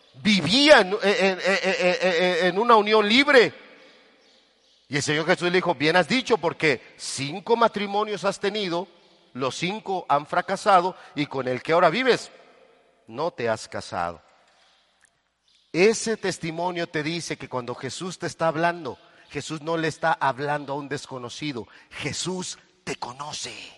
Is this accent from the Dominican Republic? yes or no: no; Tehuacán, Puebla, Mexico; yo soy de Tehuacán